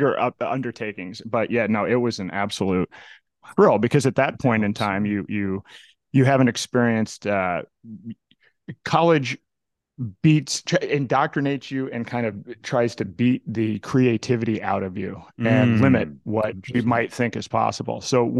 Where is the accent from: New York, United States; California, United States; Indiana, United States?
Indiana, United States; also born or lived in Florida / Massachusetts; now in New Hampshire, United States; I was actually originally from Indiana and then spent some time in Florida.